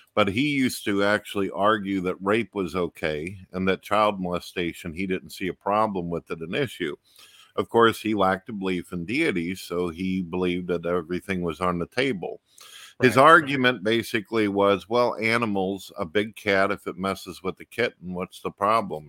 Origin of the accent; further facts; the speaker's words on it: St. Louis, Missouri, United States; I grew up in St. Louis, Missouri